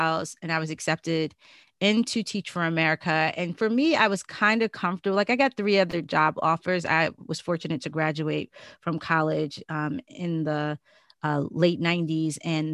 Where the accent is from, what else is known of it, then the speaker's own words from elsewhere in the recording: New York City, New York, United States; also born or lived in Maryland; growing up in Brooklyn with, you know, my mom